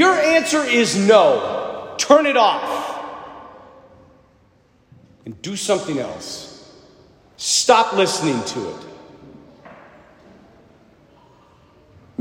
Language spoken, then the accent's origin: English; United States; I'm an American.